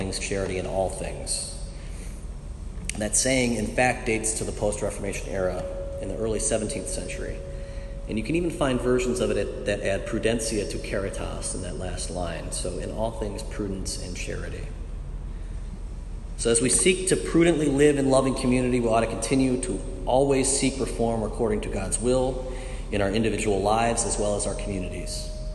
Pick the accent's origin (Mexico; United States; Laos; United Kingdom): United States; Michigan; moved away; also born or lived in Virginia / California; I'm a northerner from Michigan by way of Virginia and California